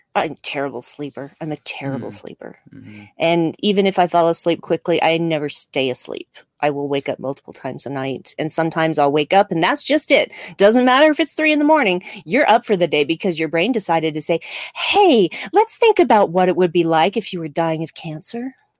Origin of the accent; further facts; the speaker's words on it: United States; accent: American; my American accent